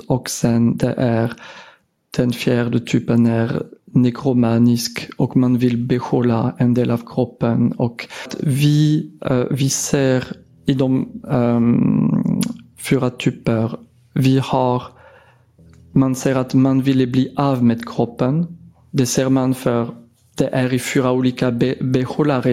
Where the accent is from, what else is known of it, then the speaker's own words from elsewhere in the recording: France; Swedish is a second language; moved away as an adult; now in Sweden; jag har blivit specialist i mitt hemland i Frankrike 2007